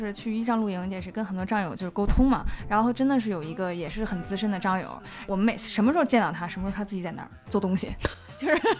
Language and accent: Chinese; Beijing, China; 我就是小时候都市长大的孩子，就是感觉人与人之间没有那么近的距离。但我小时候其实家是住西城，有那个。胡